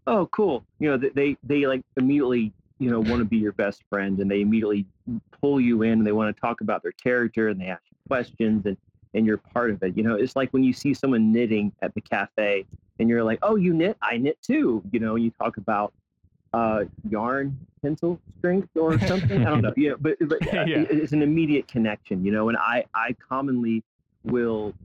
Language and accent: English; South Carolina, United States; now in Albuquerque, United States; I grew up in South Carolina